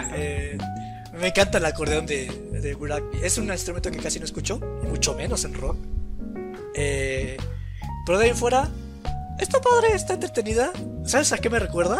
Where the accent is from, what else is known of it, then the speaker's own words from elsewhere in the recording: Mexico; soy mexicano